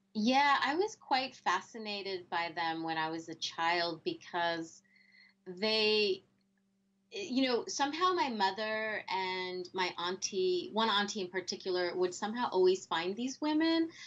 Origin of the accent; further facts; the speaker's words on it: New Jersey, United States; first language Spanish; I grew up in New Jersey